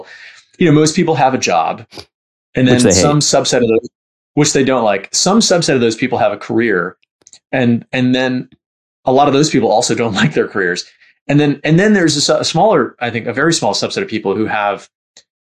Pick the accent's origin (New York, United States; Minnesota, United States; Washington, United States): New York, United States; New York City; I grew up in Bayside, Queens, which is like close to Long Island, but sort of still in the city.